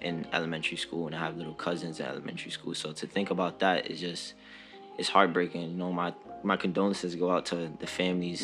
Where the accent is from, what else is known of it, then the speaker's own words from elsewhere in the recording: New York City, New York, United States; I'm 21. I'm from the Bronx.